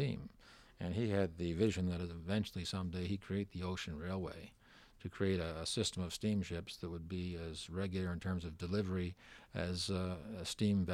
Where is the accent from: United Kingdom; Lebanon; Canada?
Canada; Halifax, Nova Scotia; also born or lived in Baddeck, Cape Breton, Nova Scotia; I'm from Halifax. I presently live in Cape Breton, in Bedeque, Cape Breton